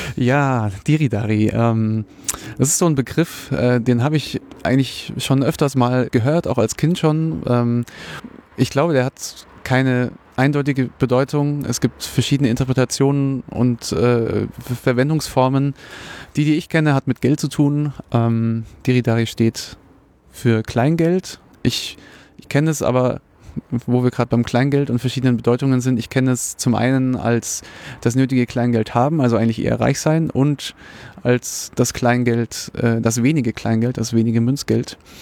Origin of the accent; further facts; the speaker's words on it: Munich, Bavaria, Germany; ich bin einfach nur ein äh, sehr interessierter interessiertes Münchner Kindle